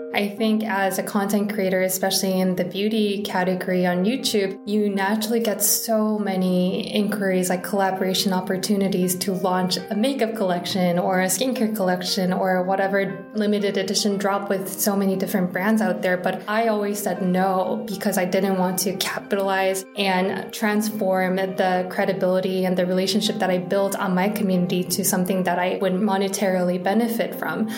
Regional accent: Seoul, South Korea; I was born and raised in Seoul, South Korea

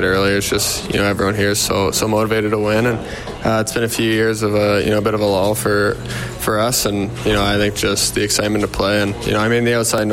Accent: Canada; a kid growing up in Canada

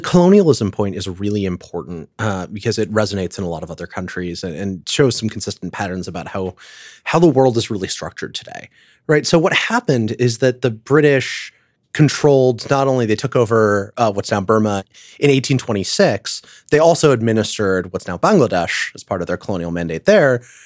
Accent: United States; as an American

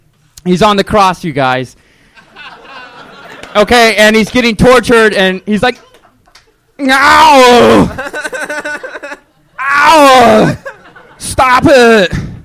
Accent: Prescott, Arizona, United States; moved away as an adult; now in Los Angeles, United States; Prescott, Arizona.

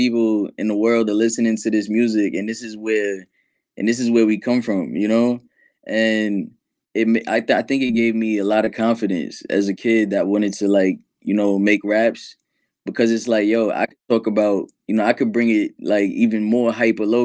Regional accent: New York City, New York, United States; I'm from New York City

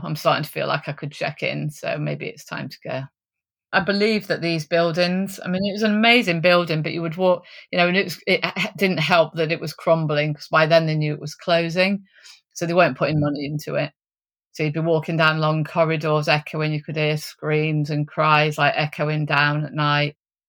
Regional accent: East Midlands, United Kingdom; So I came from Derbyshire. I was working in a nursing home.

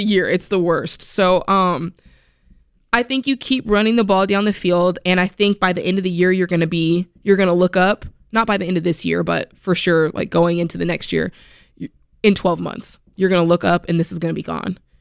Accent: South Florida, United States; moved away; I'm from South Florida

